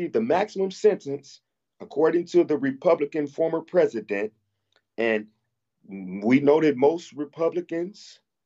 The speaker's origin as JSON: {"language": "English", "country": "United States", "said": "We're from America"}